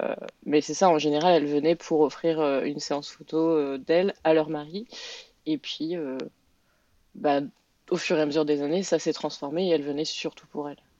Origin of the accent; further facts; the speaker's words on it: France; now in Quebec, Canada; je suis française